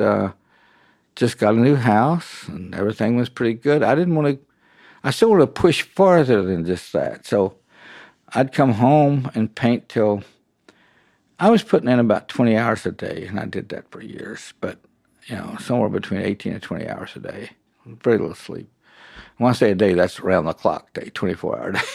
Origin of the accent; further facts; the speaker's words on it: near Fort Knox, Kentucky, United States; I'm from Kentucky and I grew up just about forty-five, fifty miles south of Fort Knox.